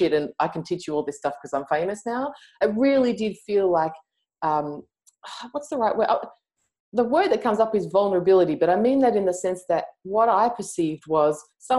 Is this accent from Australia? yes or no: yes; Australia; I'm Australian.